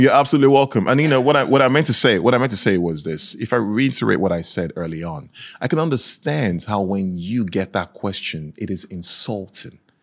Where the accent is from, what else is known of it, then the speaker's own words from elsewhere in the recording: Nigeria; now in Norway; I was raised in Nigeria